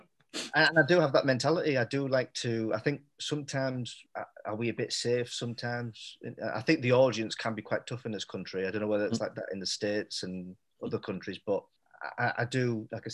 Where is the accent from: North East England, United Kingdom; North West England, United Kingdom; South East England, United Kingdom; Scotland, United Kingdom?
North East England, United Kingdom; Middlesbrough; moved away; also born or lived in Leeds; Middlesbrough, I mean, I chose it because, like I say, it's my hometown.